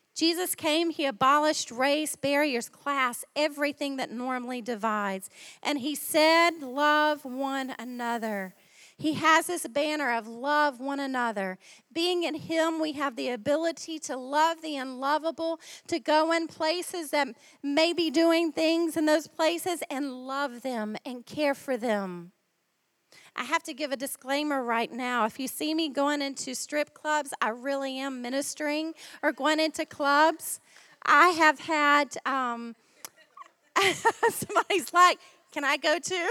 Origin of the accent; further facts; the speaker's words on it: Ohio, United States; accent: American; moved away as an adult; now in Australia; my home state